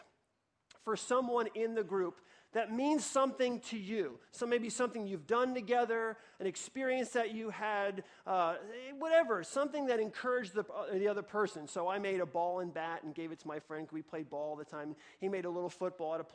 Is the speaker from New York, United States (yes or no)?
yes; New York, United States; I grew up in New York in a one-bedroom apartment with my mom